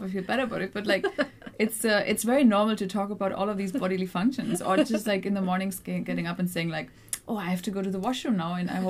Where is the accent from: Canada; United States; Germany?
Germany; I grew up in Germany.